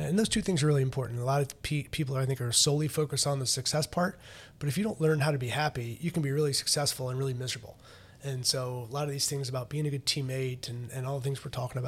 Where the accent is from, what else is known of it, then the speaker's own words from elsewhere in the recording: North Carolina, United States; And so ended up back down kind of in my home state. Going to Duke, through going to the North Carolina camp.